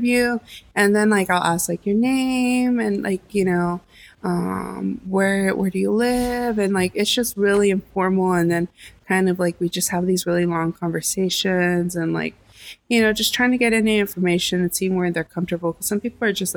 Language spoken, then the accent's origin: English; Los Angeles, California, United States; also born or lived in New York; I was from LA. I was born and raised in Boyle Heights, and then, you know, also East